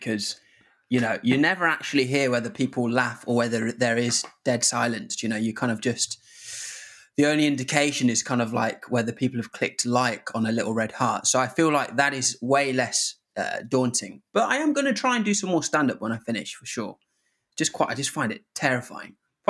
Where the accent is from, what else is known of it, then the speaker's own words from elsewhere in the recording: Zimbabwe; now in England; But, you know, I come from Zimbabwe where most days it was kind of like pure malaria coming out. So to come to England and to be able to just drink from the tap